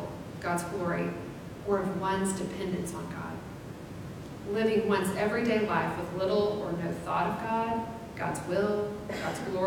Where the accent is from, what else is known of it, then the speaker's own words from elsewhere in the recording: Abilene, Texas, United States; I grew up in Abilene, in a small town